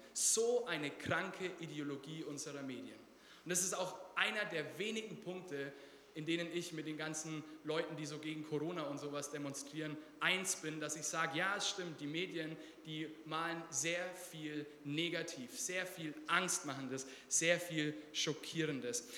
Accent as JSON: {"language": "German", "country": "Germany", "said": "Wir als Deutsche"}